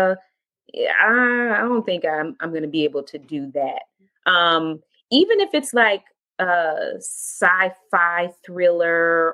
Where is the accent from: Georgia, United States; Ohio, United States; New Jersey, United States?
Georgia, United States; Atlanta; the home I grew up in East Atlanta.